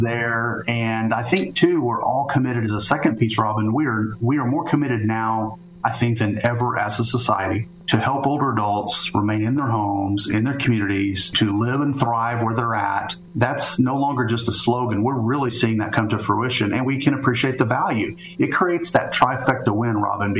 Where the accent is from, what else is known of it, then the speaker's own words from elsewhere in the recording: Edmond, Oklahoma, United States; I was raised just outside of Oklahoma City in a small town called Edmond, Oklahoma